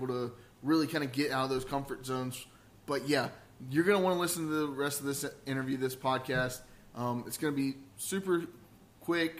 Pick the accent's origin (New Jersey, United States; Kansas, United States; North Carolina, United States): North Carolina, United States; Lexington; now in Greensboro, United States; I'm from Lexington, so I went to high school